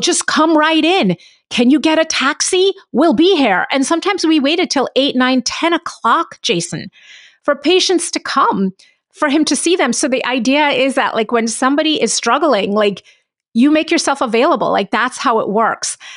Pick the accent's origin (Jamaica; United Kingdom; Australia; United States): Jamaica; I'm from Jamaica, And, um, my dad's family's Indian